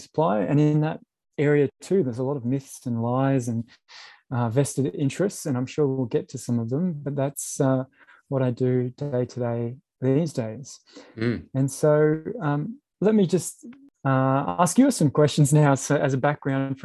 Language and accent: English; Brisbane, Queensland, Australia; I grew up in Brisbane